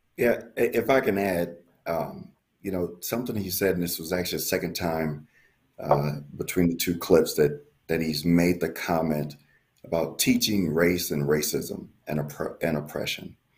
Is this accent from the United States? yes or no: yes; Milwaukee, Wisconsin, United States; I'm from Milwaukee, Wisconsin